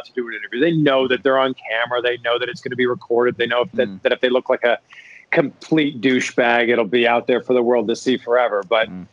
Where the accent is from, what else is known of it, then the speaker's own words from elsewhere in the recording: Toronto, Ontario, Canada; moved away as an adult; also born or lived in Cleveland, Ohio / Miami, Florida / Cincinnati area, Ohio; now in Cincinnati, United States; I am from Toronto. I've been in the States for the last 10 years.